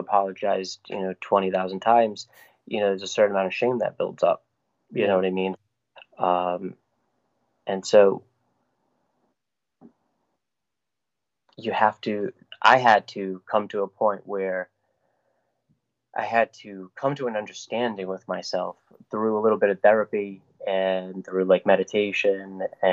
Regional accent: Woonsocket, Rhode Island, United States; I was born and raised in Rhode Island

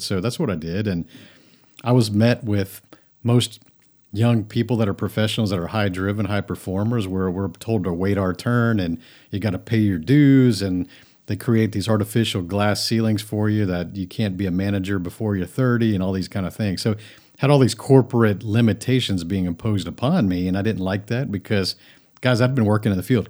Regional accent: Friendswood, Texas, United States; also born or lived in Japan; I grew up lower middle class in a suburb, Houston, of, of Houston, is Friendswood, Texas.

